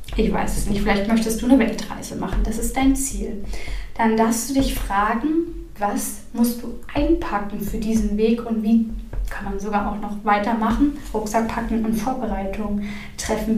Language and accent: German; Northern Germany, Germany; ich komme aus dem Norden